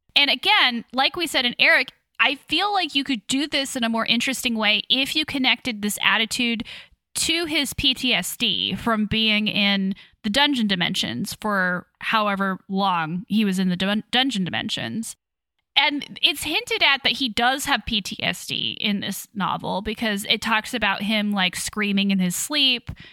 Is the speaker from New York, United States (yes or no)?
no; Kansas, United States; moved away; I'm from Kansas originally